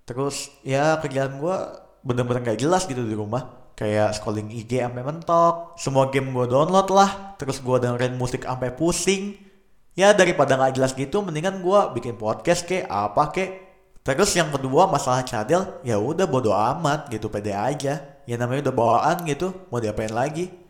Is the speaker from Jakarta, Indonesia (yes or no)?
yes; Jakarta, Indonesia; dan gue orang Jakarta asli.